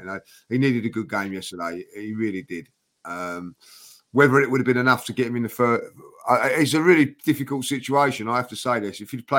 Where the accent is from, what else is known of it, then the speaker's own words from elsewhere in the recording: Mauritius; I am Mauritius. I am from Mauritius, guys.